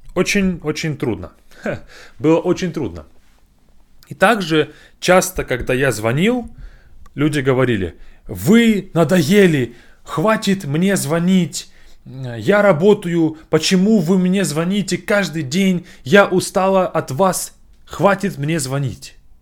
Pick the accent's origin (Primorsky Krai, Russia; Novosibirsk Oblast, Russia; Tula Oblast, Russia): Novosibirsk Oblast, Russia; Novosibirsk; moved away; Я приехал в Новосибирск, в мой родной город